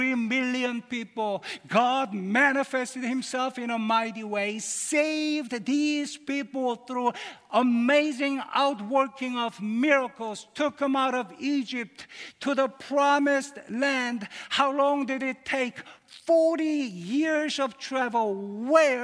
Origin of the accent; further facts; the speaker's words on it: Seoul, South Korea; moved away; I was born in Seoul, Korea